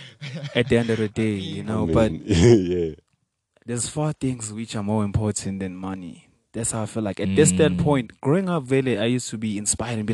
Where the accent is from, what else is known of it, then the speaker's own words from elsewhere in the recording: South Africa; first language Venda; English is a second language; I'm really proud that I was born in South Africa